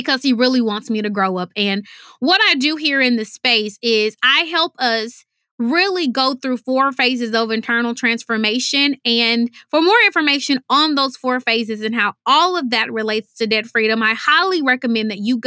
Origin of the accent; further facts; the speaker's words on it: Houston, Texas, United States; I'm from Houston, Texas, and we say, y'all, which means you all.